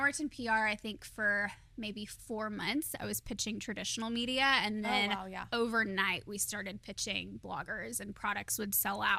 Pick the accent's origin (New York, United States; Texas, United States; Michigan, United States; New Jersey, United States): Texas, United States; Fort Worth; also born or lived in Dallas; I was born in Fort Worth, grew up here, lived a little bit in Dallas for a few years after I graduated college